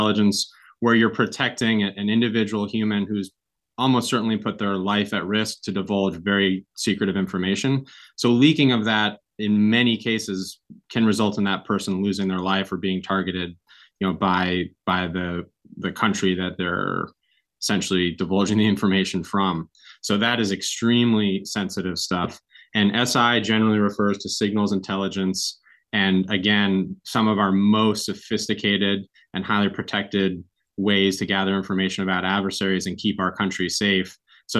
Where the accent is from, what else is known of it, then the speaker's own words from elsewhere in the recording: Kingston, New York, United States; I grew up here in Kingston, first capital of New York State